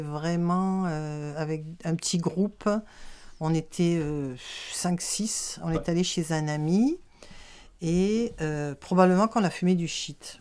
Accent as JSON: {"language": "French", "country": "France", "tie": "born or raised there", "moved": "as an adult", "lives_now": "Quebec, Canada", "said": "je suis née en France. Euh, je suis au Québec depuis 40 ans"}